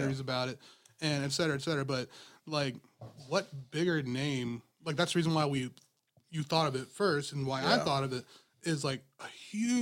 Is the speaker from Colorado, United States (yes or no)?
no; Virginia, United States; moved away as an adult; now in Georgia, United States; I'm from Virginia, and, like, you know, I've been in Georgia for about 4 years